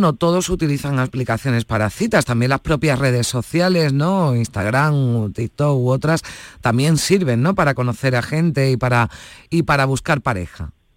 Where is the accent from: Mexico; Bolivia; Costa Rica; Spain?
Spain; los españoles